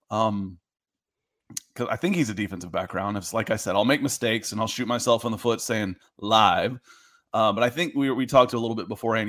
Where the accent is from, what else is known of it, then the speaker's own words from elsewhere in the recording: Atlanta, Georgia, United States; also born or lived in New Jersey; I grew up in, in the South. I grew up in Atlanta.